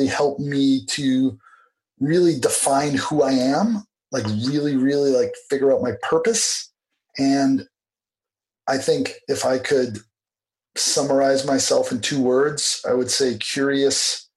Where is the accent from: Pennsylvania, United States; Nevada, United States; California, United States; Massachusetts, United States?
Massachusetts, United States; Boston; moved away as an adult; now in Beijing, China; my hometown of Boston